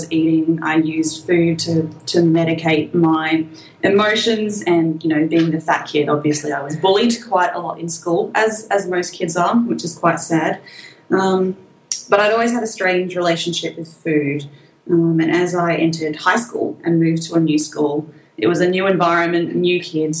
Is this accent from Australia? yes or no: yes; Australia; accent: Australian; you can probably tell from my accent, I'm quite Australian